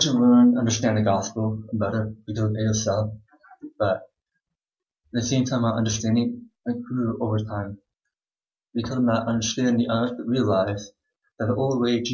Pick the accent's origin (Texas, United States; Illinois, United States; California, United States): Texas, United States; Houston; I'm from Houston, Texas